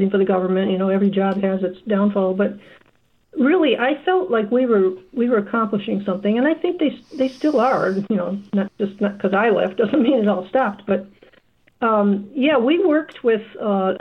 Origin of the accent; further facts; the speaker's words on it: Michigan, United States; moved away as an adult; now in Iowa, United States; on our farm where I grew up in Michigan